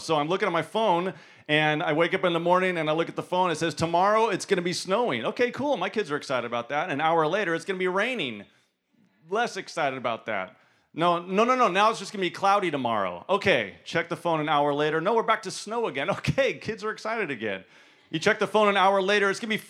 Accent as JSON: {"language": "English", "region": "California", "country": "United States", "lives_now": "Memphis, United States", "said": "And I always have to qualify when I say that I'm from California, because people think, oh, you're from California."}